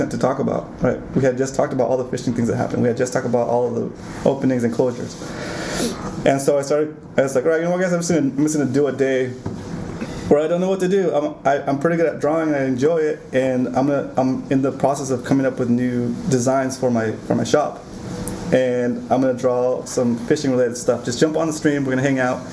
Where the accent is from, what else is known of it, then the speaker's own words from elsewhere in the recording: Ventura County, California, United States; now in San Diego, United States; I grew up in Ventura County